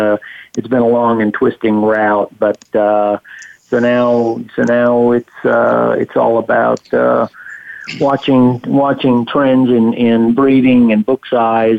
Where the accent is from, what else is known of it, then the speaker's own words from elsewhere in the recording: Houston, Texas, United States; moved away as an adult; now in Lexington, United States; I did most of my growing up in Houston